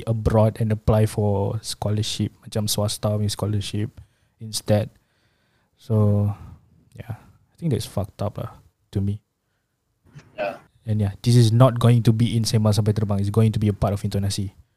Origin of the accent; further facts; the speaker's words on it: Malaysia; Who was born in Malaysia With Indonesian's parents Indonesian's families